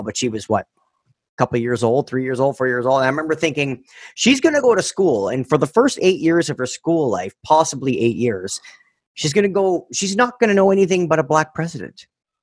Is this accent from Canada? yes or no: yes; Canada; I'm fucking Canadian